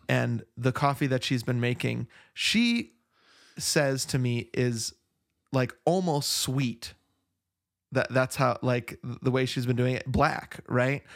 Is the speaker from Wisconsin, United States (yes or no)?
yes; Verona, Wisconsin, United States; now in Flagstaff, United States; when people ask where I grew up, um, when I talk about the Wisconsin part, I say Madison